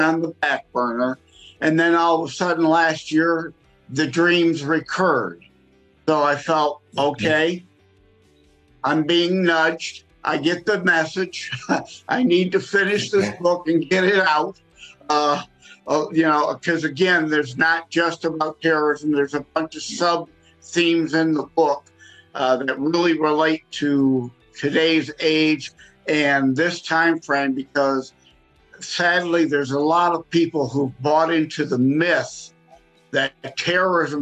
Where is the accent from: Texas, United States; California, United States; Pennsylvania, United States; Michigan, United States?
Michigan, United States; Detroit; I'm born and raised in Southeast Michigan